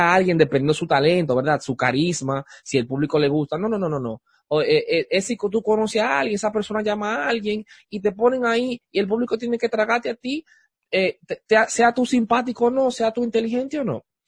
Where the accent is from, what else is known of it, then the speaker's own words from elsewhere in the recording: Dominican Republic; en Santo Domingo, en mi país, en República Dominicana